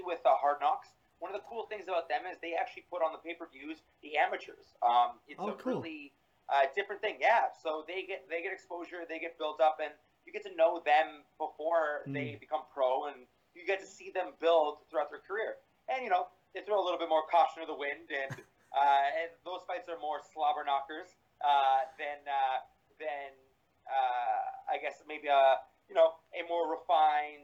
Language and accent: English; Toronto, Ontario, Canada; moved away as an adult; now in Montreal, Canada; I live quasi in Montreal, but I'm originally from Toronto.